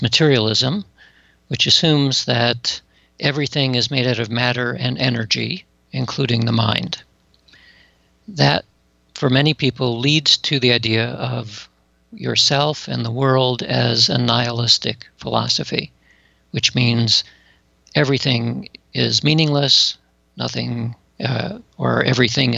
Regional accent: Atlanta, Georgia, United States; I grew up in Atlanta, Georgia

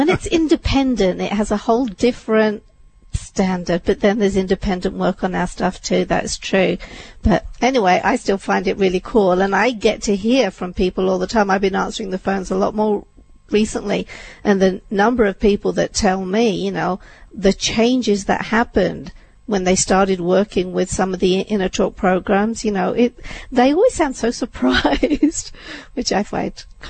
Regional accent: India; moved away; I was born in India.

